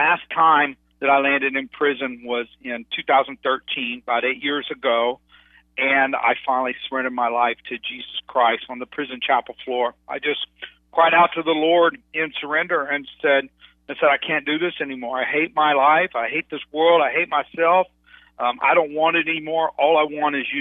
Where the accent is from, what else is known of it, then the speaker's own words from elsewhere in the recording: Dallas, Texas, United States; I grew up in Dallas, Texas